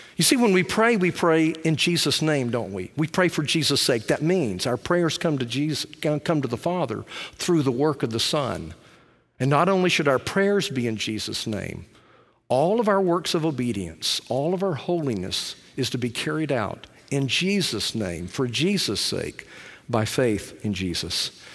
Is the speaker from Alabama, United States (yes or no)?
yes; Alabama, United States; I'm from Alabama